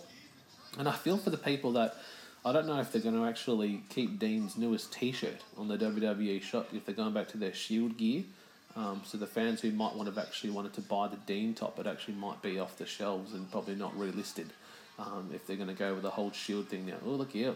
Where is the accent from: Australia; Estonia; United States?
Australia; Melbourne, Victoria; my hometown of Melbourne